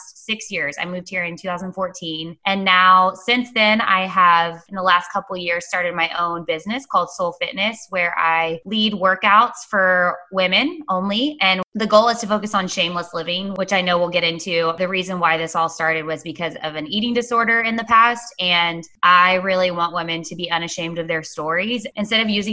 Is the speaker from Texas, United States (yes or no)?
yes; Dallas, Texas, United States; moved away as an adult; also born or lived in Oklahoma; now in Wilmington, United States; I'm from Dallas, Texas. I currently live in Wilmington, North Carolina, though. I was raised in Texas